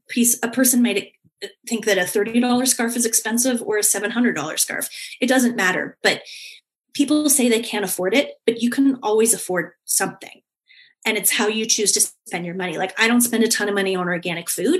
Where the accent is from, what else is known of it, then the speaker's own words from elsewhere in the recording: Canada; I come from Canada